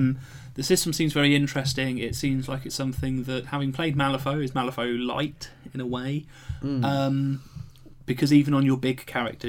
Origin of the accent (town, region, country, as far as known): United Kingdom